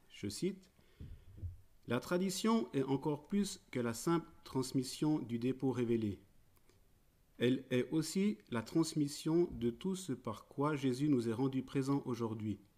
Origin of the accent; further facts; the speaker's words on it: Switzerland; nous habitons en Suisse. Mon accent me trahit. Euh, c'est assez paradoxal. Nous en convenons que ce soit des Suisses qui présentent euh, ou témoignent de la vie des saints français